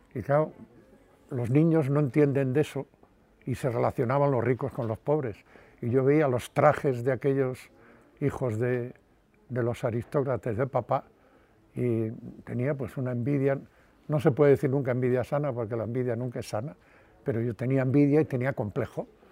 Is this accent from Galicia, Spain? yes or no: yes; Padrón, Galicia, Spain; moved away as an adult; now in Madrid, Spain; en mi pueblo me consideraban un poco loco